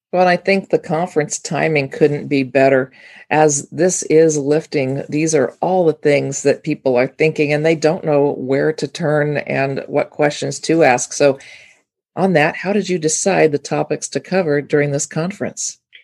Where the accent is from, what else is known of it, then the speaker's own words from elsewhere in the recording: California, United States; I'm from the West Coast, California to be exact.